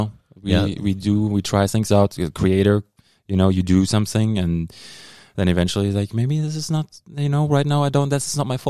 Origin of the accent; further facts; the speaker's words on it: Germany; accent: German; moved away; That's my German accent.